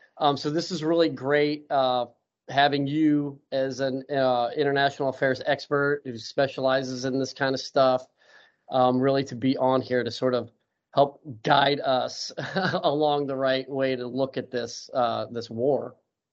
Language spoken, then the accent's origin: English; San Clemente, California, United States; I'm San Clemente.